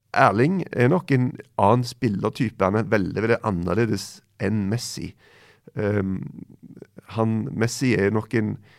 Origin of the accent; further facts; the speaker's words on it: Stavanger, Rogaland, Norway; Rett borti hogget fra Stavanger, der jeg er fra